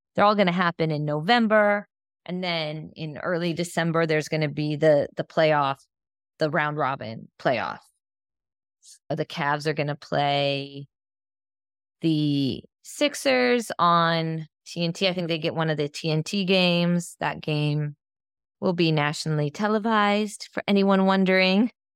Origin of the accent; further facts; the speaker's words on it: Northeastern Ohio, United States; I'm from Ohio, Northeastern Ohio